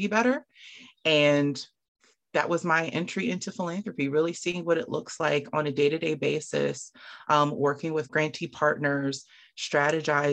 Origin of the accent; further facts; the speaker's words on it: Camden, New Jersey, United States; I'm from Camden, New Jersey. I did a lot of after school programs growing up.